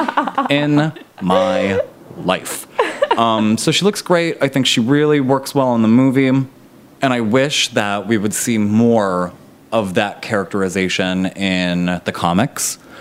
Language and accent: English; Pittsburgh, Pennsylvania, United States; moved away; I'm from Pittsburgh originally